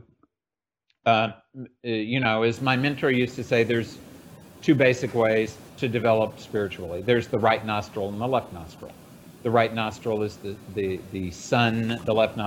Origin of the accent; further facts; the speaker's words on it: United States; I was born in the West, in the United States